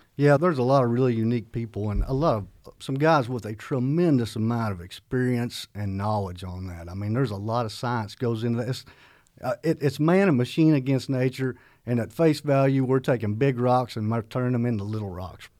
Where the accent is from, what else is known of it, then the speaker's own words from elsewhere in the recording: McCurtain County, southeast Oklahoma, United States; accent: southern; moved away as an adult; the area I'm from, which I'm proud, I'm from Choctaw, McCurtain County, this very far southeast corner.